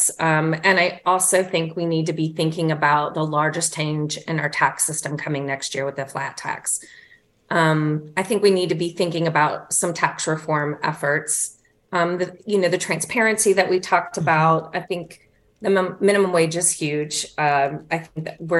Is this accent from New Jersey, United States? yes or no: no; Warner Robins, Georgia, United States; I'm from Warner Robins, Georgia. I'm a Georgia girl